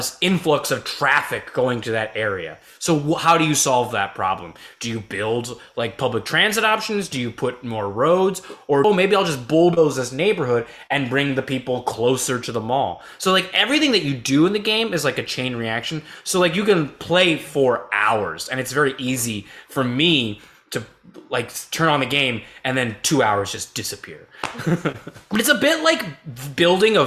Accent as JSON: {"language": "English", "region": "California", "country": "United States", "also_born_or_lived": "Honolulu, Hawaii", "moved": "as an adult", "lives_now": "New York City, United States", "said": "I'm from California"}